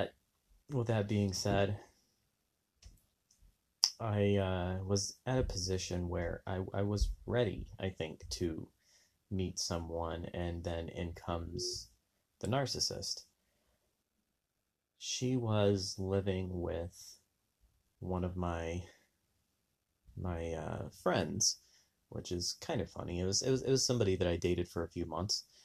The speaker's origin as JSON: {"language": "English", "region": "Southwest", "country": "United States", "tie": "born or raised there", "said": "Growing up in the Southwest, very religious"}